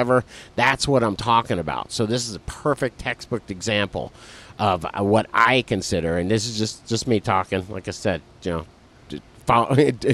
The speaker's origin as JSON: {"language": "English", "town": "Philadelphia", "region": "Pennsylvania", "country": "United States", "said": "I'm from Philly"}